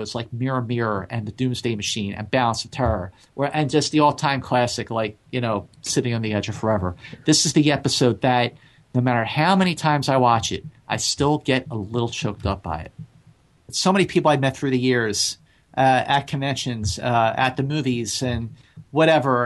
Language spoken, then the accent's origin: English; Philadelphia, Pennsylvania, United States; moved away as an adult; now in California, United States; I grew up, I was born and raised in Philadelphia.